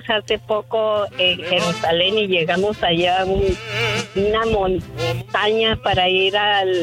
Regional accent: Ciudad Juárez, Chihuahua, Mexico; now in Houston, United States; hablo de aquí de Houston ah, y yo nací en Ciudad Juárez, Chihuahua.

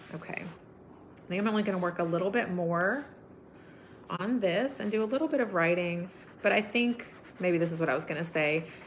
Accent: United States; growing up in America

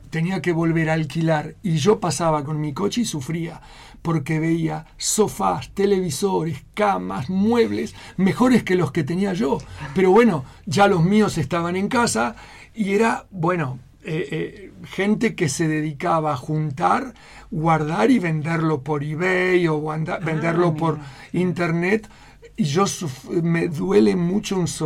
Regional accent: Spain; now in Utah, United States; Yo vine de España en donde era un adicto al buen café.

